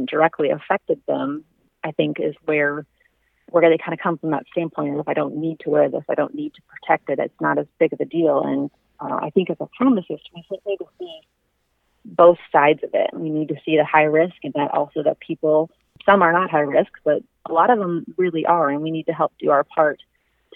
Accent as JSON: {"language": "English", "region": "Iowa", "country": "United States", "tie": "born or raised there", "said": "I'm born and raised in Iowa"}